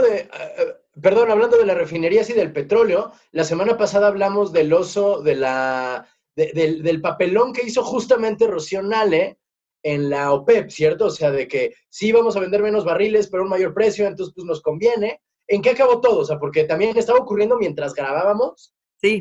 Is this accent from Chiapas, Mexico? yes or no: no; Morelos, Mexico; yo soy de Morelos